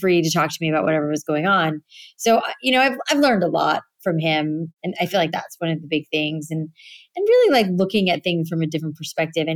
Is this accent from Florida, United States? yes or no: yes; South Florida, United States; moved away; I grew up in South Florida